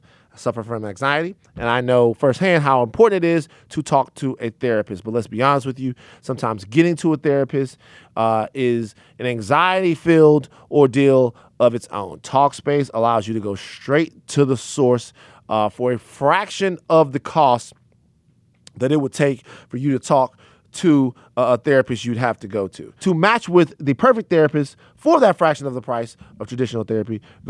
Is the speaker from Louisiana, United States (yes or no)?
yes; Baton Rouge, Louisiana, United States; I'm not one. People might. I'm from South Baton Rouge.